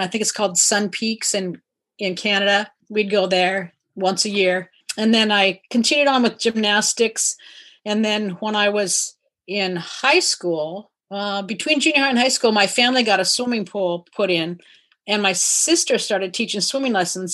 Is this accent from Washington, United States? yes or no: yes; Kirkland, Washington, United States; also born or lived in Iowa; I grew up in Kirkland until college, and then after that moved around different places, but always in Washington.